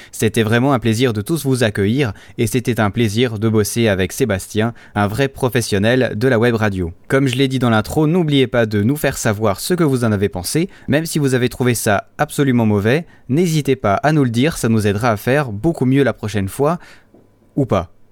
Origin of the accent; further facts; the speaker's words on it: Switzerland; Je ne sais pas chez vous, mais chez nous en Suisse, il commence à faire de plus en plus beau.